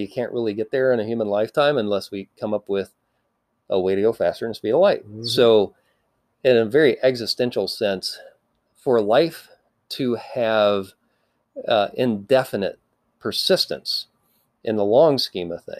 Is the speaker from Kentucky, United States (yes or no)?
yes; Appalachia, Kentucky, United States; also born or lived in Nashville, Tennessee; now in Silicon Valley, United States; I grew up in Appalachia, Kentucky, actually not too far from J.D.